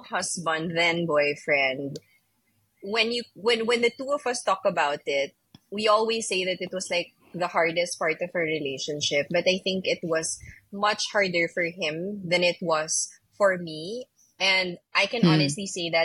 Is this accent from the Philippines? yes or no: yes; Manila, Metro Manila, Philippines; accent: somewhere in between American and Asian; also born or lived in New York City, United States; I'm from Manila and everybody speaks English here